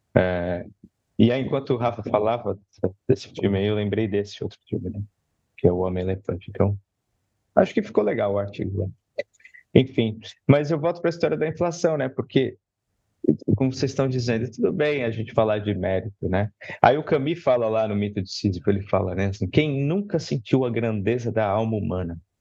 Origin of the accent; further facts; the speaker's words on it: São Paulo, Brazil; estudar na escola pública da periferia. Né? Escola pública na Zona Leste